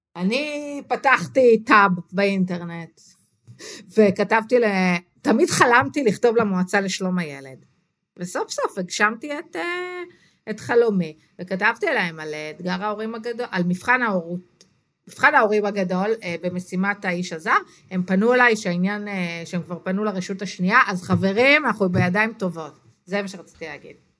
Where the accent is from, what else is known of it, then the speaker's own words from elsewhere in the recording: Israel; גדלתי במושב